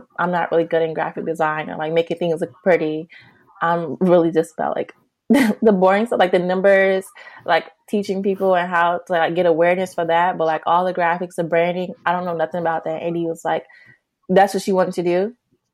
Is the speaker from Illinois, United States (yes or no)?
yes; Chicago, Illinois, United States; also born or lived in Los Angeles; I'm from Chicago